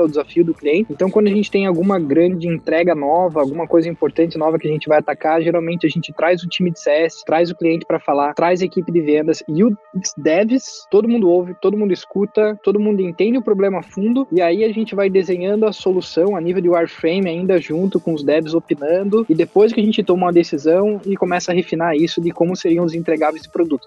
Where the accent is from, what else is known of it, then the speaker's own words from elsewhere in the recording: Brazil; now in United States; a gente é brasileiro